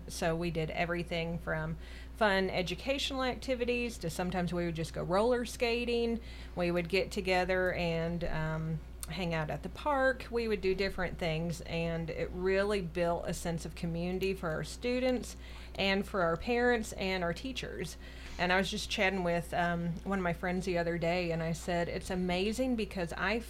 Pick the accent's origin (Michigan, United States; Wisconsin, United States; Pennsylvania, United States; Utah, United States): Michigan, United States; Traverse City; now in Murfreesboro, United States; I'm originally from Michigan, moved down here, and have been here for about 30 years.